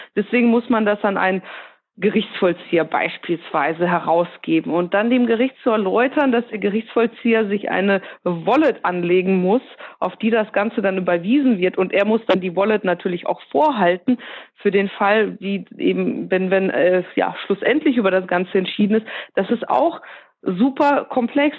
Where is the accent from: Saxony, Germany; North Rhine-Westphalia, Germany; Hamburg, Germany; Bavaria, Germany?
North Rhine-Westphalia, Germany; Ruhr area; ich komme aus dem Ruhrgebiet